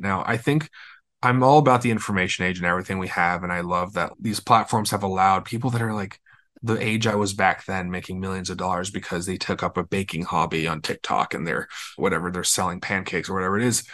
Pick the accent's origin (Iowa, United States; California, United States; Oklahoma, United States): California, United States; Los Angeles; I'm from Los Angeles, born and raised